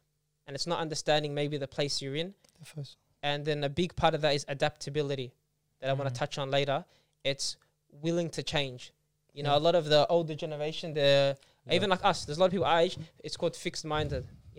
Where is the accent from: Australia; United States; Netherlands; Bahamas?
Australia; we say like Australian Muslim, or I'm Australian and then I'm Lebanese